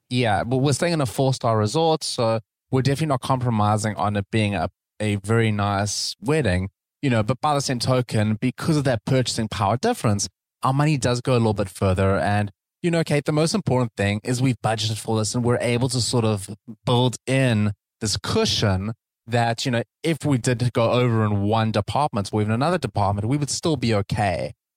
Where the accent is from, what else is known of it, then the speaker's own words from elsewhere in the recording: South Africa; moved away; South Africa. That's my home country